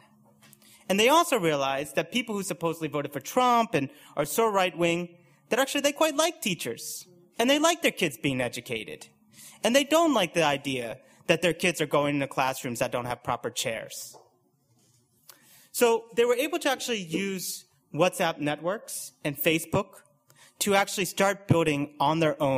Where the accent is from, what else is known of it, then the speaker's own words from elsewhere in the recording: United States; now in United Kingdom; you can probably tell by my accent that I'm from the US